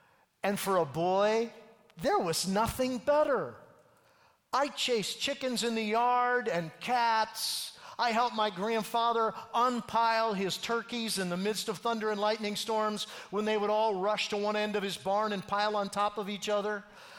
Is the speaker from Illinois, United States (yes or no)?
no; far northern Minnesota, United States; I grew up a town kind of kid. In fact, it was, as George said, in Minnesota, in far northern Minnesota.